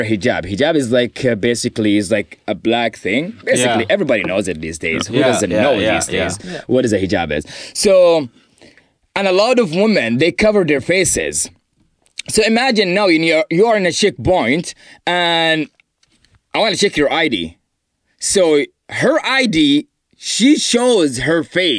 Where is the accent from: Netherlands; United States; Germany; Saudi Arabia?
Saudi Arabia; Eastern Province; moved away; Saudi Arabia. I'm from Saudi Arabia